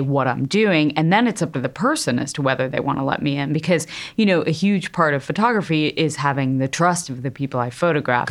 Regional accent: Connecticut, United States; I grew up in Connecticut in a middle class family

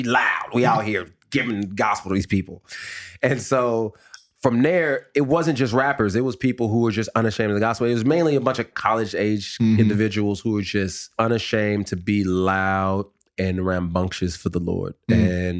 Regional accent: the West, United States; They were all from the South. I was from the West.

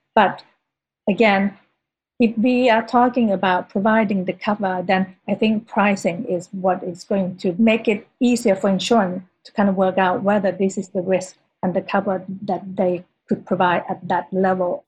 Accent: Sweden; moved away; also born or lived in Thailand; as a schoolgirl growing up in Sweden

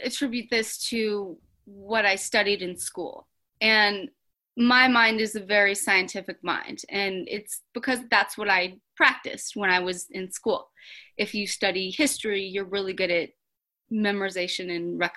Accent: Colorado, United States; now in Los Angeles, United States; I was raised in Colorado

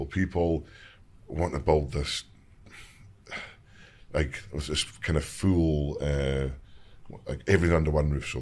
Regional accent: Invergordon, Scotland, United Kingdom; growing up in the Highlands

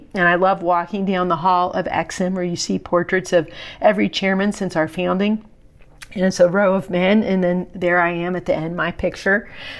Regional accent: West Virginia, United States; I'm from West Virginia, so our state food is what I would export.

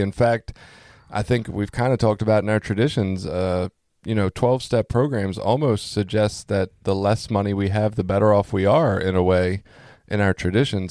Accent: Baltimore, Maryland, United States; also born or lived in Cecil County; I grew up in Baltimore

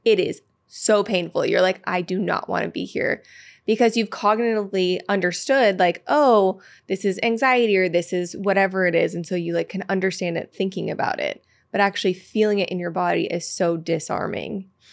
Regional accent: Petaluma, California, United States; I'm from Petaluma, California, which is like a small ti-, town outside of San Francisco

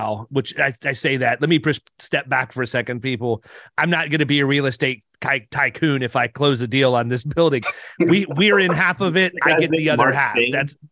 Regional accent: Ohio, United States; moved away; also born or lived in Parkersburg, West Virginia; I'm from Ohio

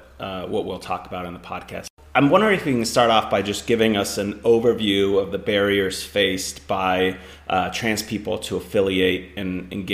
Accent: Finland; moved away; But I'm also from Finland, where like going into public baths and things like that are completely like different. Like I grew up when I was in Finland, like it was mixed gender saunas that people would go in.

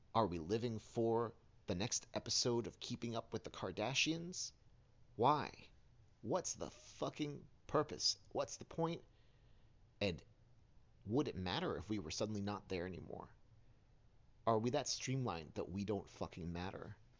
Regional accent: New York City, New York, United States; I grew up in Hell's Kitchen, New York City

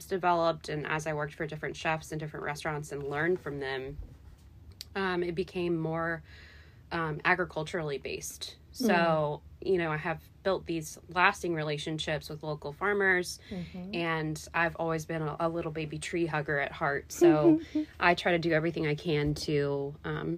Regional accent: Lexington, Kentucky, United States; moved away as an adult; now in Louisville, United States; I'm actually from Lexington originally

